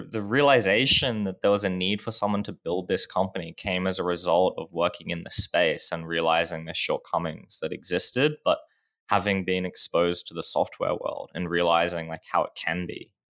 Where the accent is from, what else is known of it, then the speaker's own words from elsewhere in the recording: Australia; Sure. Um, I guess always been in Australia. It's a great place to live.